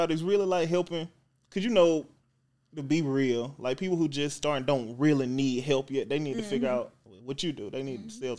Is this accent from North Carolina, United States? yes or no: no; Lynette, Alabama, United States; born or raised there; moved away; also born or lived in Atlanta